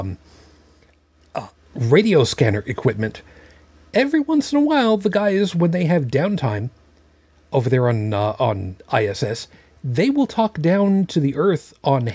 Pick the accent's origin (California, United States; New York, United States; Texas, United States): New York, United States; Long Island; moved away; When I grew up on Long Island